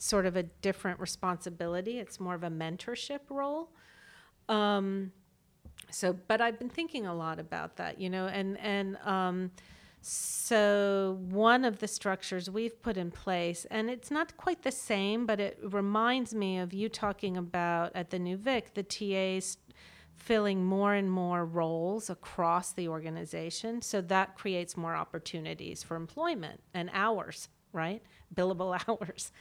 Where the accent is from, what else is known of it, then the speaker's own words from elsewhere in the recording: Washington, District of Columbia, United States; growing up in Washington, D C, where I was, got to be in these pinnacle cultural institutions